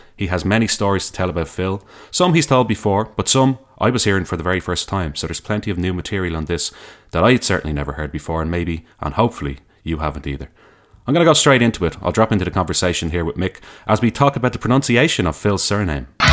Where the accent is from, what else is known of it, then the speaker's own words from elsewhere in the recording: Dublin, Leinster, Ireland; growing up in Dublin.